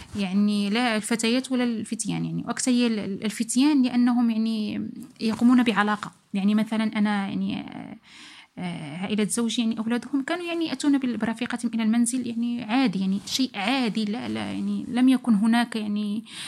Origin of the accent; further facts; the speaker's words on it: Morocco; moved away; also born or lived in Italy; كمغاربة لأن أكثر إحنا نحن أكثر جالية هناك في إيطاليا